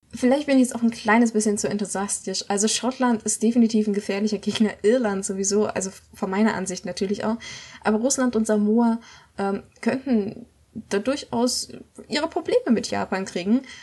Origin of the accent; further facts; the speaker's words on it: Germany; als Deutscher